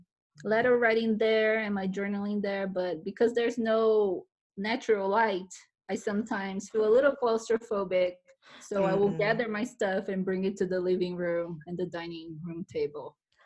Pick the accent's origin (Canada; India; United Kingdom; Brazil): Brazil; now in Las Vegas, United States; I'm from Brazil.